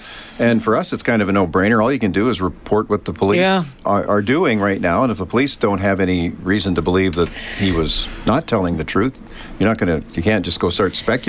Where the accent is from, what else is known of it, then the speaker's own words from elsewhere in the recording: Canada; We're Canadian.